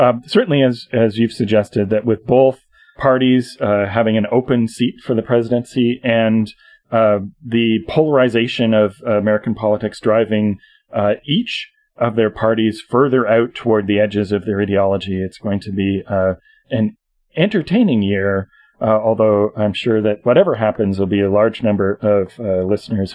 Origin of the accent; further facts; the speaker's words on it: Canada; as a Canadian